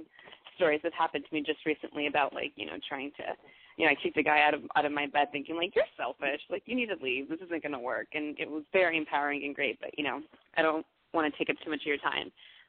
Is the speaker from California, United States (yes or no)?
yes; Los Angeles, California, United States; Because I'm originally from Los Angeles. I was born and raised there.